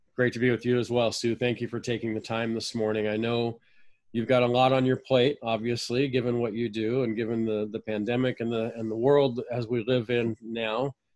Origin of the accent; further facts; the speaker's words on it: Fullerton, California, United States; I grew up in Fullerton, I'm Orange County guy through and through